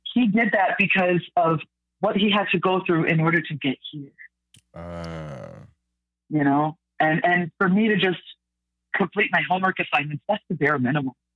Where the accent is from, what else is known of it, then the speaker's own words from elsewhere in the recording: Mississauga, Ontario, Canada; I was raised in Mississauga